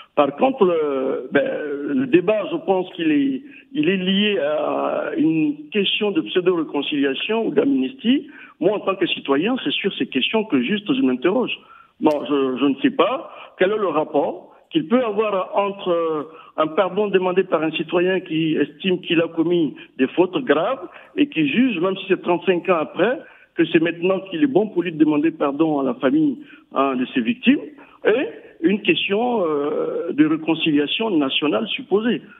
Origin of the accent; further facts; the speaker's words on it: Burkina Faso; On est tous des Burkinabés